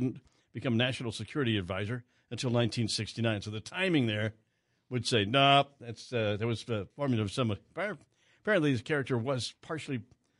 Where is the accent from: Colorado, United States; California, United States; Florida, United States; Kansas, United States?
Kansas, United States; Wichita; growing up in Wichita